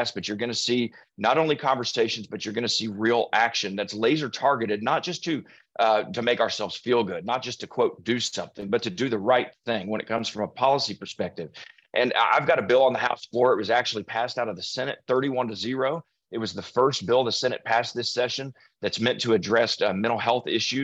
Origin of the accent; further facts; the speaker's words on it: Allen, Texas, United States; It's hit my hometown